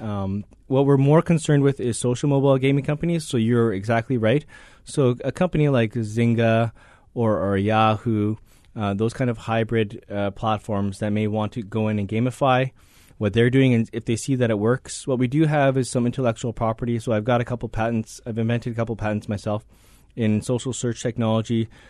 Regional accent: Hawaii, United States; moved away; also born or lived in Vancouver, Canada; I grew up in Hawaii.

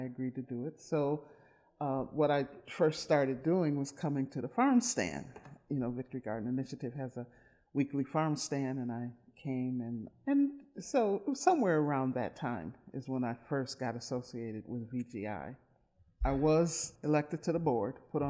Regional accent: Milwaukee, Wisconsin, United States; I grew up in Milwaukee, born and raised

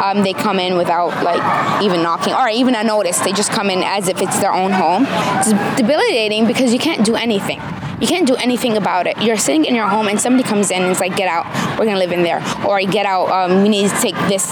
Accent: Hawaii, United States; I'm Palestinian, but I was raised here in Hawaii.

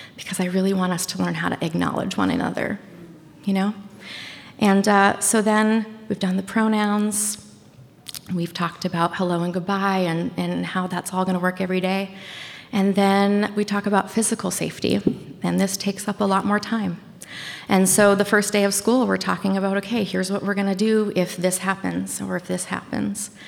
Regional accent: Washington County, Bangor, Maine, United States; also born or lived in California; So I grew up in Maine. I grew up in Washington County, Maine. Um, we moved to the big city of Bangor, Maine, which is the queen city of Maine, when I was in middle school or maybe ele- late elementary school.

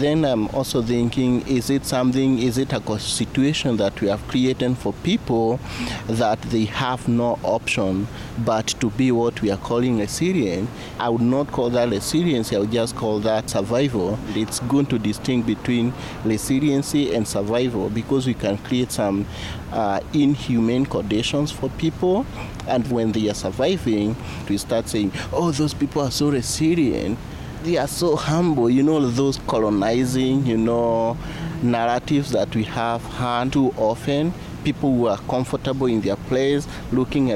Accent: Kenya; moved away as an adult; now in New Mexico, United States; I am a third year PhD student at the University of New Mexico studying language literacy and social cultural studies. And I am from Kenya

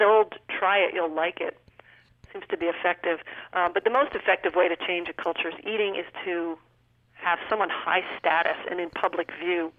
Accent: New Hampshire, United States; moved away; when I was a child in New Hampshire, no ethnic cuisine whatsoever. Now you go back to my hometown

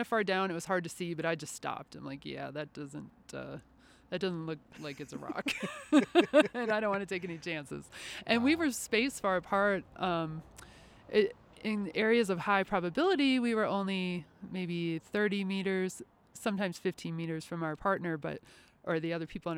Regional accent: Wisconsin, United States; moved away; I grew up in Wisconsin, and I started doing archaeology there

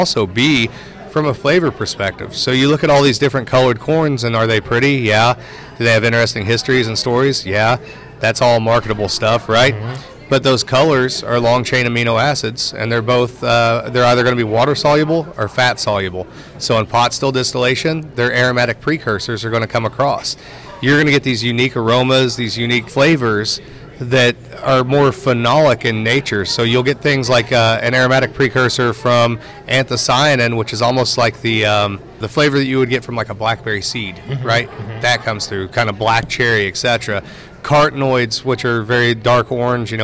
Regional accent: Indiana, United States; accent: Hoosier; my Hoosier accent comes through

